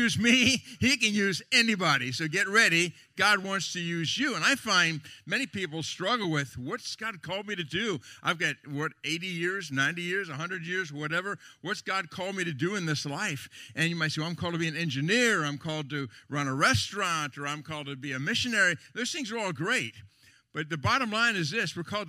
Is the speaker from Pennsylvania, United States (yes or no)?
yes; Lancaster County, Pennsylvania, United States; I'm from Lancaster County, Pennsylvania.